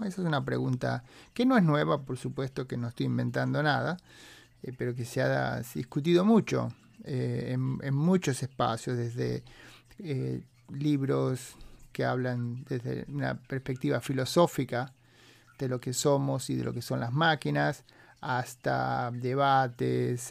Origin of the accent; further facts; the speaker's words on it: San Francisco Bay Area, California, United States; los que somos de la Bahía de San Francisco